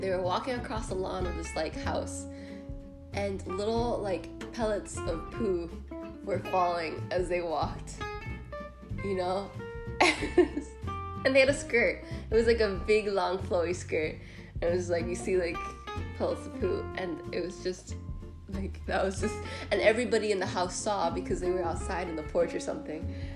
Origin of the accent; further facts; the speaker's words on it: United States; also born or lived in Dominican Republic; I'm Dominican American